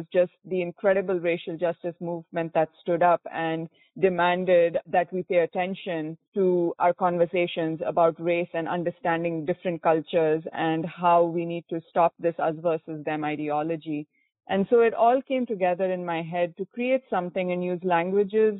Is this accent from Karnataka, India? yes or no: yes; Bangalore, Karnataka, India; first language Konkani; English is a second language; moved away as an adult; also born or lived in Maine, United States; now in Essex Junction, United States; I grew up in Bangalore, India, so that's the southern part of India, and moved to the U.S. for my graduate education.